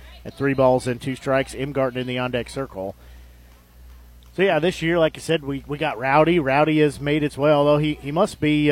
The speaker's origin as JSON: {"language": "English", "country": "United States", "tie": "born or raised there", "said": "I know from growing up in Nevada"}